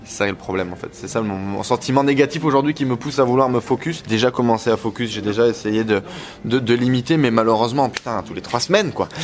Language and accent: French; Vercors, Auvergne-Rhône-Alpes, France; also born or lived in Douchy; Je viens du fond du Vercors